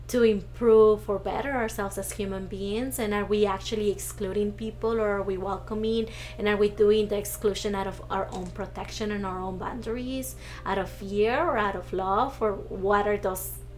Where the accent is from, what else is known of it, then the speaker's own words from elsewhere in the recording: Mexico; accent: accent; now in United States; And even being questioned, like, not only like being raised here, but also being questioned that I wasn't Mexican, right?